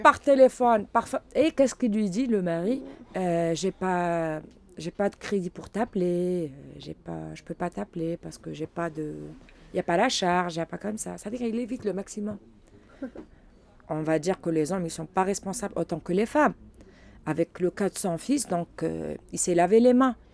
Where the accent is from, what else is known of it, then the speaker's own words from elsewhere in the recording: Algeria; first language Arabic; French is a second language; moved away as an adult; now in France; je viens de l'Algérie et euh, je suis venue en France depuis euh, mai 2016.